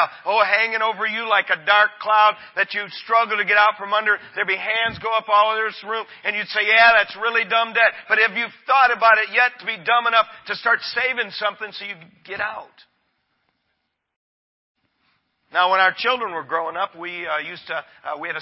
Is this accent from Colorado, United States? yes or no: no; Michigan, United States; I'm from God's country, Michigan